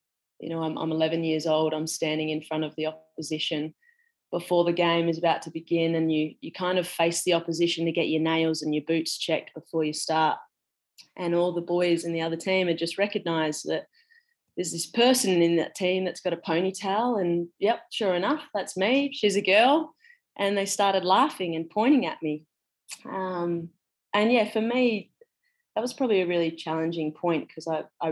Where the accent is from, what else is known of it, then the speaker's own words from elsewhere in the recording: Western Australia, Australia; moved away; I'm from Western Australia originally.